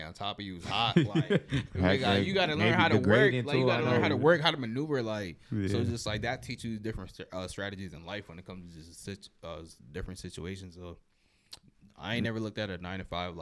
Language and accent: English; Chicago, Illinois, United States; I'm from Chicago. The trenches out of Chicago